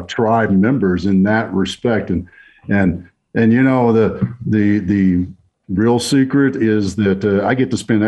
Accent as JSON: {"language": "English", "region": "Texas", "country": "United States", "tie": "born or raised there", "said": "growing up in Texas"}